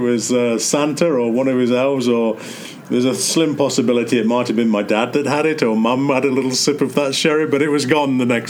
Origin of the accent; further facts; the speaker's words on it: England, United Kingdom; moved away; I have very, very fond memories of Christmas growing up in England.